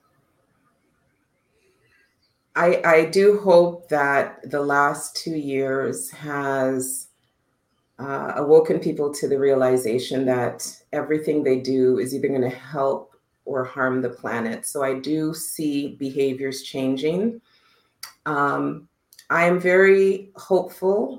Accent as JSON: {"language": "English", "country": "Canada", "also_born_or_lived": "Costa Rica", "said": "I'm a Canadian gal, eh?"}